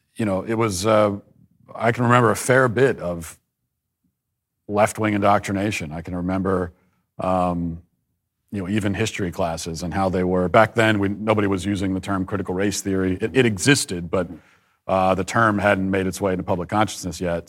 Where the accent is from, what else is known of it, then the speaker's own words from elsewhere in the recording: Baltimore, Maryland, United States; I was born in the Baltimore area, Maryland, and, uh, raised in a very conservative Catholic family.